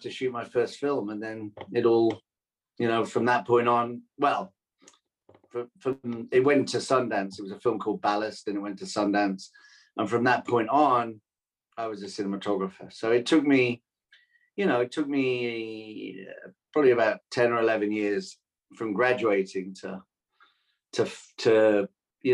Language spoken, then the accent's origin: English; Wales, United Kingdom; moved away as an adult; now in United States; I grew up in Wales in the 70s